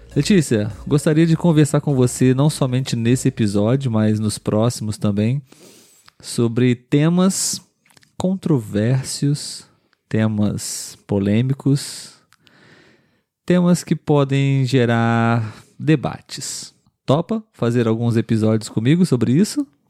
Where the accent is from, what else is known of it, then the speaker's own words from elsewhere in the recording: Brazil; nós somos brasileiros